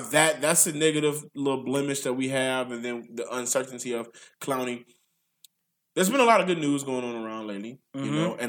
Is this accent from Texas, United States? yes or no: yes; Texas, United States; As a Texan, if I had 136 passes